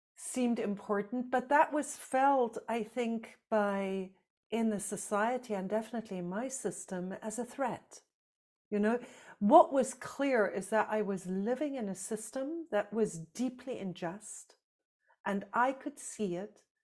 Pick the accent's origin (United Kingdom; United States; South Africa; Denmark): South Africa; moved away; I grew up in South Africa under apartheid.